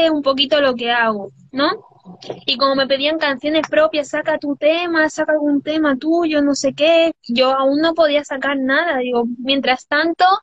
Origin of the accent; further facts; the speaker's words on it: Düsseldorf, North Rhine-Westphalia, Germany; born there; La verdad es que soy mitad cubana y mitad española. Y bueno, y nacida en Düsseldorf, porque no nací ni aquí.